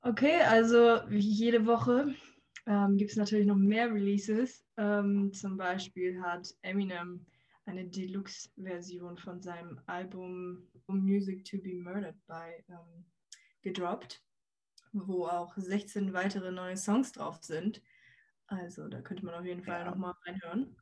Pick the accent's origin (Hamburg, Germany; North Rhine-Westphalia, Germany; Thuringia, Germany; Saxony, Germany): Hamburg, Germany; wir als Hamburger